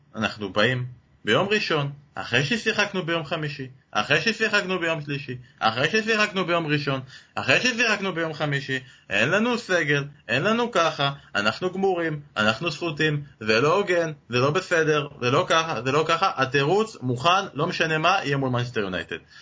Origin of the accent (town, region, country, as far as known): Israel